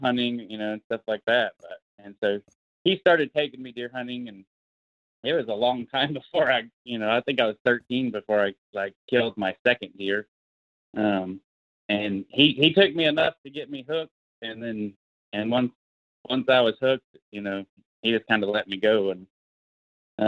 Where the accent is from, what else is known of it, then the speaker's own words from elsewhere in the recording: Oologah, Oklahoma, United States; I'm from Northeast Oklahoma. I live, you know, north of Tulsa. I grew up in Owosso, Oklahoma, pretty much my whole life.